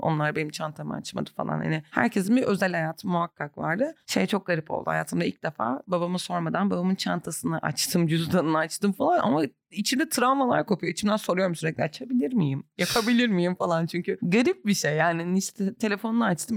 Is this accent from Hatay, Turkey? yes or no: yes; Antakya, Hatay, Turkey; also born or lived in Kadıköy, Istanbul; now in Istanbul, Turkey; Ben de buradayım. Çoğu Antakyalı arkadaşım da burada. Yani çoğumuz dönmeyen kısımdanız